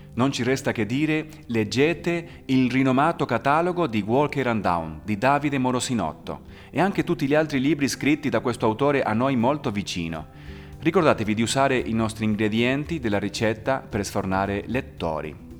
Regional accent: Argentina; now in Italy; Io, per esempio, sono nato in Argentina, che fa parte anche dell'America, ma non sono per niente statunitense.

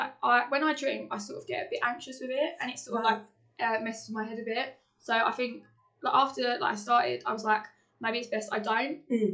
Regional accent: Kent, South East England, United Kingdom; I am from Kent.

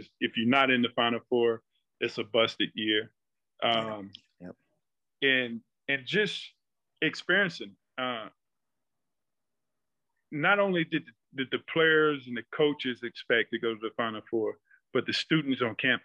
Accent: southwestern Virginia, United States; moved away as an adult; I was from Virginia. But I was from the southern part of Virginia, southwestern part

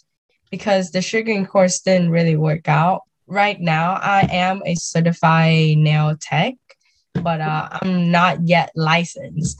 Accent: Vietnam; now in United States; growing up in Vietnam and moving here

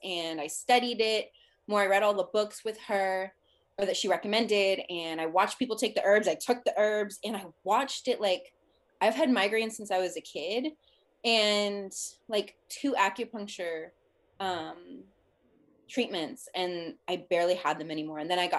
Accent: Los Angeles, California, United States; And they moved to Alabama. I was like, I'm from Los Angeles. I was like, I am not moving to Alabama.

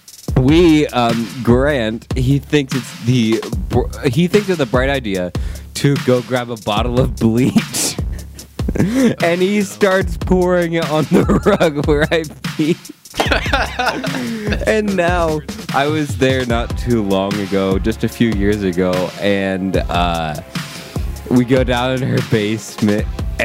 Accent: Ohio, United States; I am from Ohio

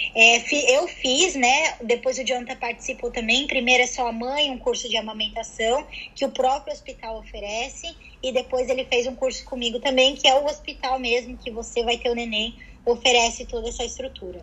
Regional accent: Curitiba, Paraná, Brazil; moved away as an adult; also born or lived in São Paulo; now in London, United Kingdom; A minha família saiu de São Paulo toda quando eu tinha seis anos de idade e fomos para Curitiba. E ah, tá. morei tá. em Curitiba até os meus 22 anos.

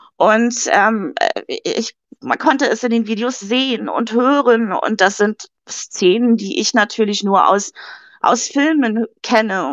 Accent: Hamburg, Germany; ich komme ja aus Hamburg

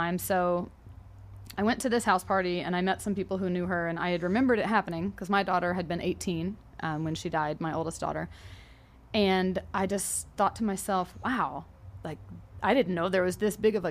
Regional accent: South Carolina, United States; moved away as an adult; now in Las Vegas, United States; I'm from South Carolina

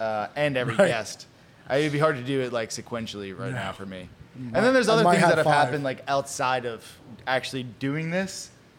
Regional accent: Long Beach, New York, United States; moved away; The same thing used to happen up in Long Beach, where I grew up in New York.

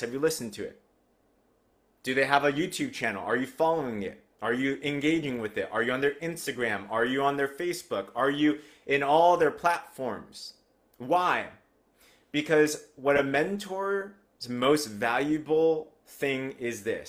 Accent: United States; I grew up in America, but with an Asian household

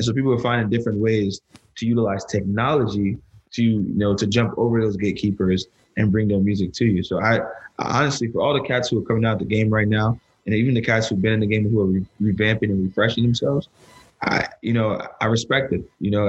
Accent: New Jersey, United States; Like, you know, I'm from Jersey.

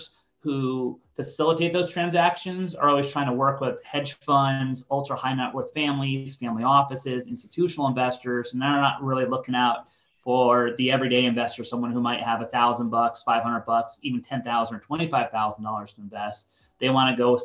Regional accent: Connecticut, United States; moved away as an adult; also born or lived in Boulder, Colorado; now in San Diego, United States; I grew up in East Coast, a suburb of New York. I call it the state of Connecticut

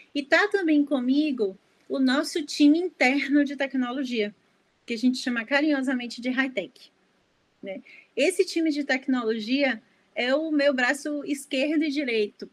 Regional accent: Salvador, Bahia, Brazil; eu sou de Salvador

